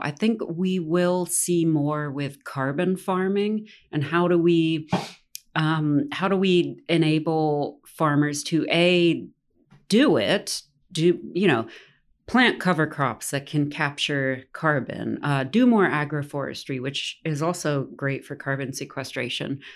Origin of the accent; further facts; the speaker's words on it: Tennessee, United States; I'm born and raised in Tennessee